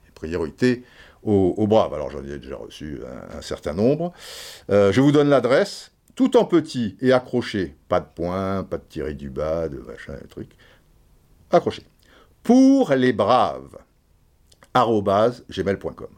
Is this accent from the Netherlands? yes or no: no; France; also born or lived in Brazzaville, Republic of the Congo (born) / French Antilles (mother's side); je suis français.